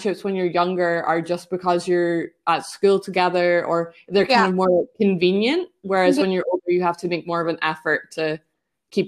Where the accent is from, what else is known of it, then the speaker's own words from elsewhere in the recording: Scotland, United Kingdom; I'm from Scotland